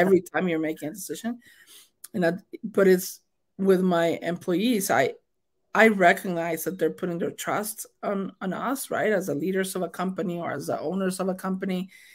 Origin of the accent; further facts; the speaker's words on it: Mexico; accent: thick accent; English is a second language; moved away as an adult; as a new immigrant, because I was born and raised in Mexico